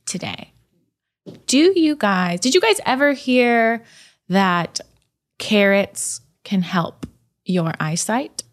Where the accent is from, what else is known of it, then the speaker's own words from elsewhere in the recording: California, United States; I grew up in California